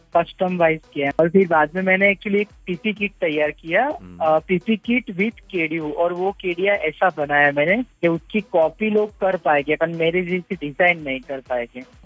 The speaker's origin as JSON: {"language": "Hindi", "town": "Ahmedabad", "region": "Gujarat", "country": "India", "said": "मैं अहमदाबाद से हूँ"}